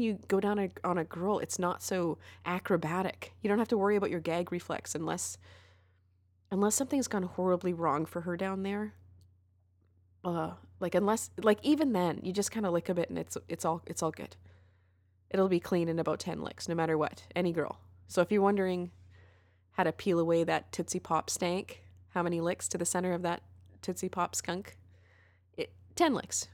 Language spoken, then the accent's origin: English; Canada; What are good things about being Canadian? Oh, yeah, free healthcare.